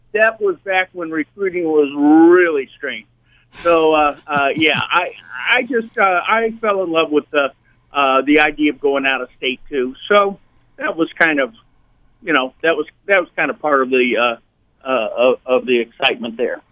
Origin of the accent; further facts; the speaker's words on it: Indianapolis, Indiana, United States; moved away as an adult; also born or lived in Denver / Europe; now in Nashville, United States; growing up in Indiana